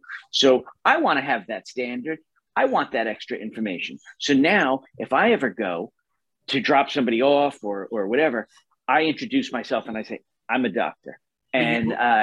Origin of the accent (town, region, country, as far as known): New York, United States; born or raised there; also born or lived in Wisconsin